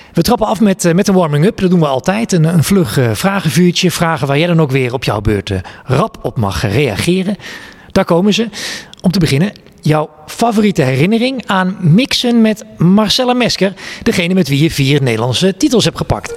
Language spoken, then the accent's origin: Dutch; Twente, Overijssel, Netherlands; Ik, ik ben een jongen uit Twente.